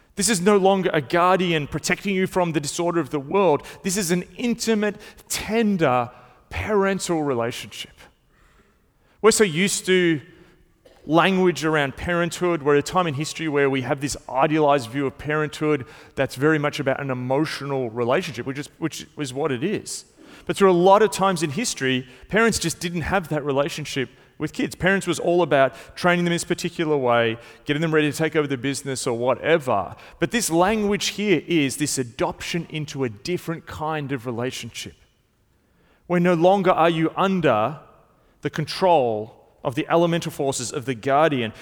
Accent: Melbourne, Victoria, Australia; I've grown up in Melbourne. I've been not just in Melbourne my whole life, I've been in the same part

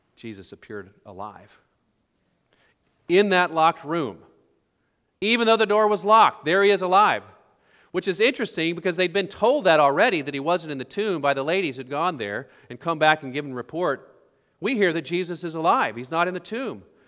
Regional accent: Oklahoma, United States; when I grew up in Oklahoma

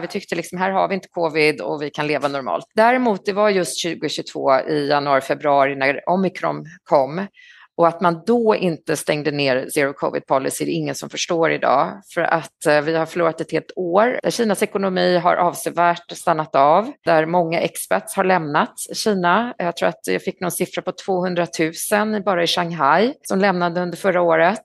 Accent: Stockholm, Stockholm County, Sweden; moved away as an adult; also born or lived in Paris, France; now in China; Jag är stockholmare, född i Stockholm på Östermalm, bodde där till jag var 23

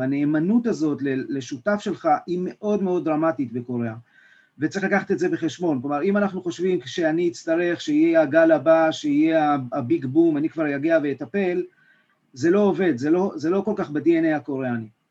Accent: Israel; אנחנו כישראלים

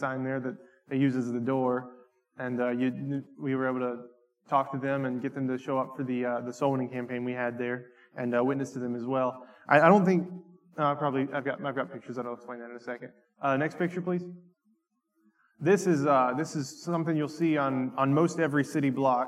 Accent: North Carolina, United States; moved away; I grew up in the middle of nowhere in North Carolina

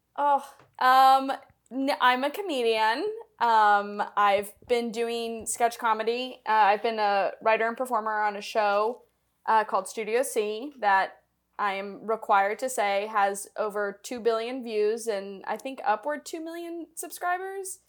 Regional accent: Tennessee, United States; also born or lived in Chicago; now in Los Angeles, United States; I'm from Tennessee

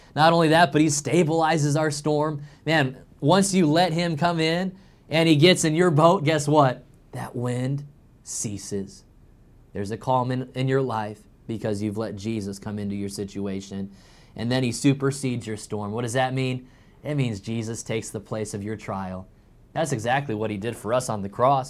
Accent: Illinois, United States; now in North Carolina, United States; growing up in Illinois

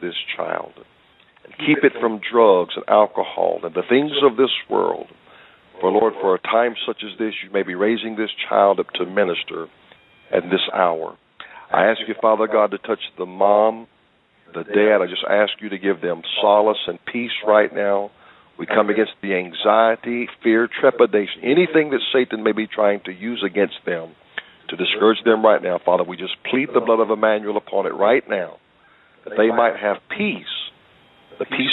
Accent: the South, United States; as a child growing up in the South

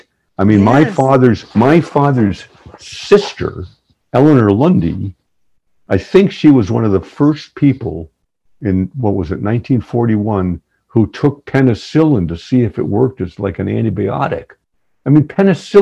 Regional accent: New England, United States; I grew up in New England, and my family's been in New England forever.

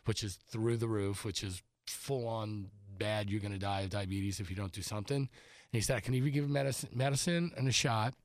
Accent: New Orleans, Louisiana, United States; moved away as an adult; now in Los Angeles, United States; that's my hometown

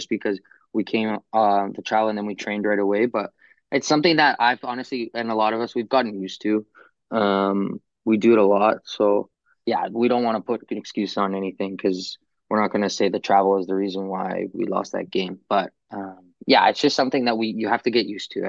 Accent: Toronto, Ontario, Canada; I'm playing my hometown team

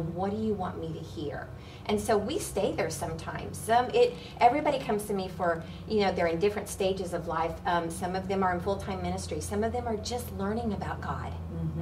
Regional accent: Oklahoma, United States; I grew up in Oklahoma and I was around cows and horses

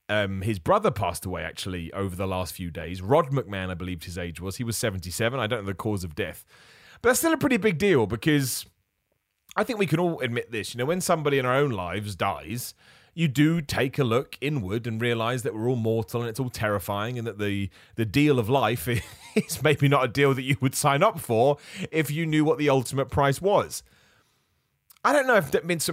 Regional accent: United Kingdom; Being a British man

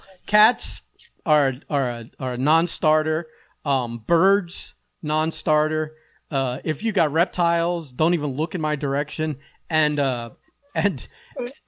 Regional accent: South Florida, United States; you and I grew up in South Florida

